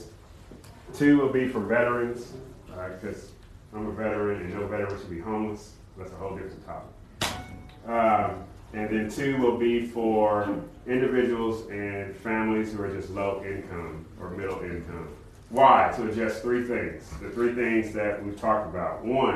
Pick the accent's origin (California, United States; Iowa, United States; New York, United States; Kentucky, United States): California, United States; now in Conway, United States; I'm not from the South. Okay, I grew up in California